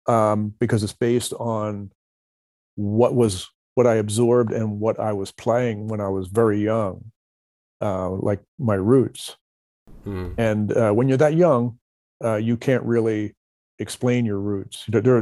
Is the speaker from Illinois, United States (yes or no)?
no; Philadelphia, Pennsylvania, United States; Growing up in Philadelphia, there was a disc jockey.